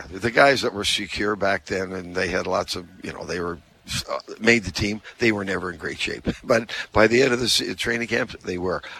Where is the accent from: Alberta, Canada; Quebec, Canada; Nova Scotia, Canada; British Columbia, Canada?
Nova Scotia, Canada; Halifax; now in Winnipeg, Canada; I'm from Halifax, and uh, so I grew up there. My wife and I are both from there.